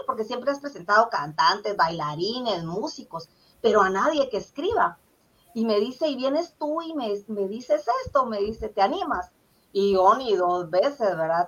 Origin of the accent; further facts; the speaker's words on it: Puerto San José, Escuintla, Guatemala; also born or lived in Zacapa, Guatemala; yo viví ahí 15 años porque mi papá fue maestro y ahí le salió su, trabajo, ¿verdad? Su plaza. Entonces, eh, yo me siento como parte del puerto San José también, aunque nací en Zacapa